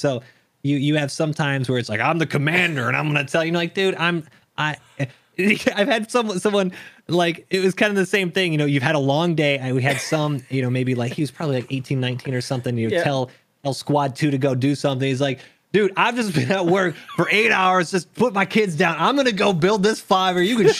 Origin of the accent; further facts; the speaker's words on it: Texas, United States; accent: international American accent; Kind of all over the world. Yeah. I say I kind of grew up in Texas. A lot of people know, you know, I say y'all. I don't have the thickest of accent.